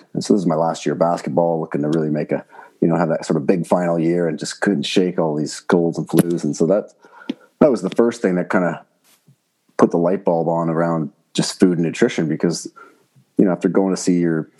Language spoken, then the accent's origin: English; Oakville, Ontario, Canada; also born or lived in Burlington, Ontario / France; I grew up in Oakville and Burlington, so just outside of Toronto